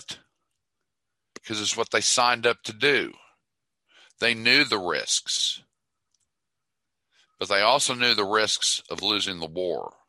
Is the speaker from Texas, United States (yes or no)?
yes; Dallas, Texas, United States; I'm from Dallas